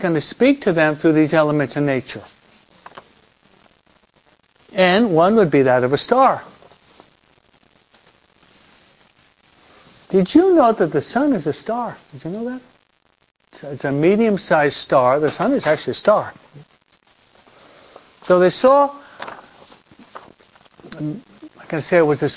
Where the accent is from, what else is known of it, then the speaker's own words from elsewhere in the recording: East Coast, United States; now in Southern California, United States; I was brought up and raised on the East Coast